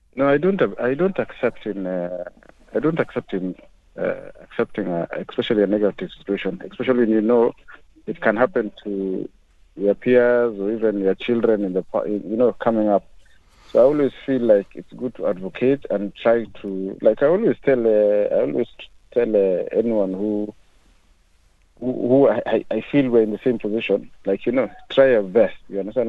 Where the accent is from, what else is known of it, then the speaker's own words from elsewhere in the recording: Kenya; now in United Kingdom; I am a black African. I'm a Kenyan uh, originally